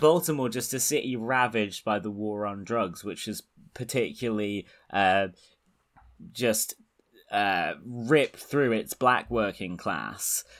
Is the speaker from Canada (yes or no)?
no; United Kingdom; I'm British